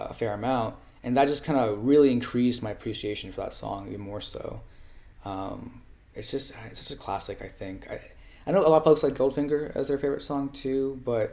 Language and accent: English; Charlotte, North Carolina, United States; also born or lived in India / Los Angeles; I grew up in North Carolina in Charlotte